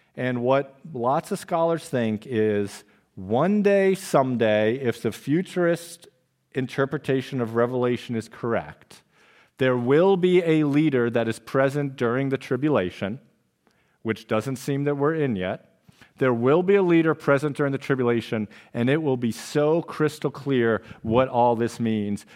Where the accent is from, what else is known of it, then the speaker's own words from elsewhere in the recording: Trumbull, Connecticut, United States; when I was a younger lad, growing up on October Lane in Trumbull, Connecticut